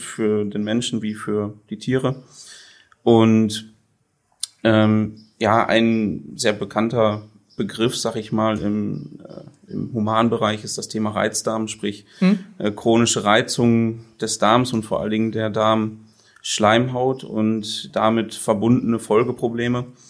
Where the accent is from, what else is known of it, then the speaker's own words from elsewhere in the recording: Sassenberg, North Rhine-Westphalia, Germany; ich bin in Sassenberg geboren, mhm. auf dem Milchviehbetrieb